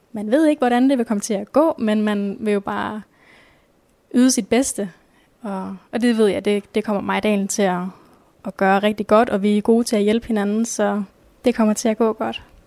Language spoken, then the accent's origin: Danish; Nørre Borg, by Ringkøbing Fjord, Central Denmark Region, Denmark; moved away as an adult; now in Skjern, Denmark; Jeg kommer oprindeligt fra Nørreborg, som ligger ved, ved Ringkøbing Fjord.